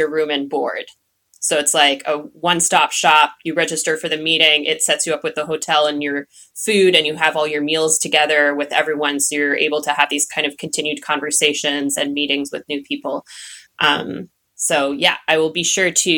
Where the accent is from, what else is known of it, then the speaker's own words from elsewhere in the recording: Nova Scotia, Canada; moved away as an adult; now in Durham, United States; I'm actually from Nova Scotia. Haven't been there in a little while now, but still home